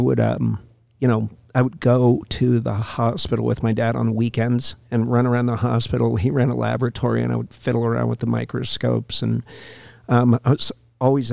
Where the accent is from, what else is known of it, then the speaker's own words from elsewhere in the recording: Las Vegas, Nevada, United States; also born or lived in Bethesda, Maryland; I was born in Bethesda, Maryland, and when I was 5 years old, moved out to Las Vegas, Nevada